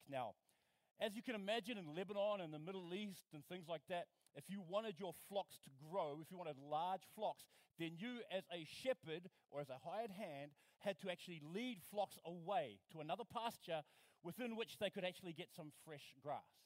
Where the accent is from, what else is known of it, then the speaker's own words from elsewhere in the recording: New Zealand; I'm from New Zealand